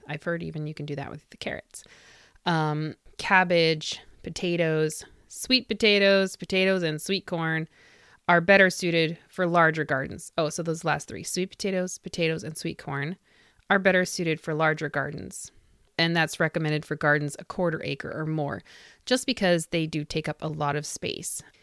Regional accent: Indianapolis, Indiana, United States; Indianapolis, which is my hometown

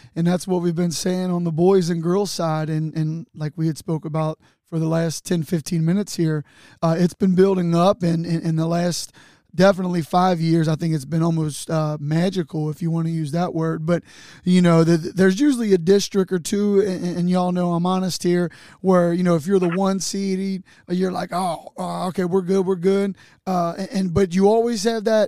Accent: Newport, Kentucky, United States; I'm from Newport

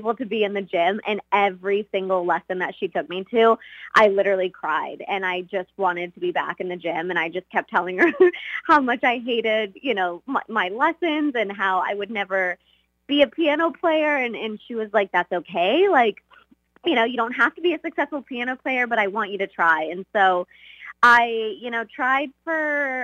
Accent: Texas, United States; also born or lived in Russia; I basically grew up in Texas and the United States

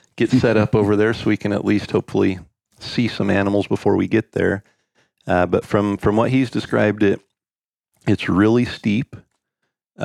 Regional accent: North Idaho, United States; I grew up in North Idaho

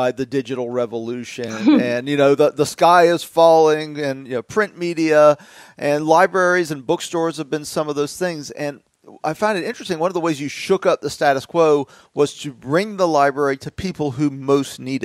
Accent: the South, United States; I don't have that Midwest accent. It's tough for me. I'm from the South.

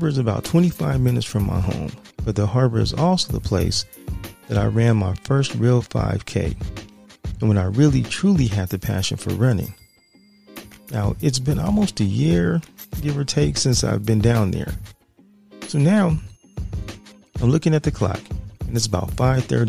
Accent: San Diego, California, United States; my hometown of San Diego

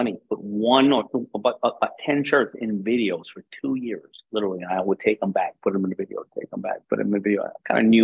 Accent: New York City, New York, United States; I grew up in Hollis, Queens

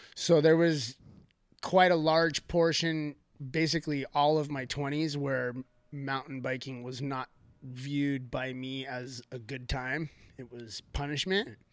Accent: Thousand Oaks, California, United States; I grew up here in Newbury Park, Thousand Oaks

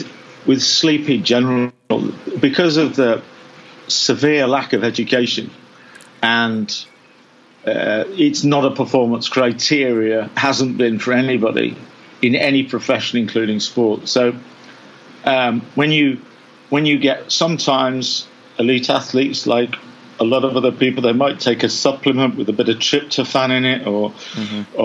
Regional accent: England, United Kingdom; I'm from England.

